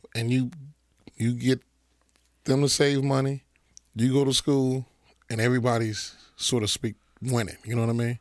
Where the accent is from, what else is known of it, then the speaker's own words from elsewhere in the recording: Chicago, Illinois, United States; We grew up in Chatham.